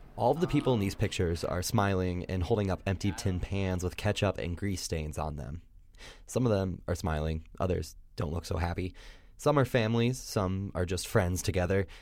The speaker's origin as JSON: {"language": "English", "region": "Indiana", "country": "United States", "tie": "born or raised there"}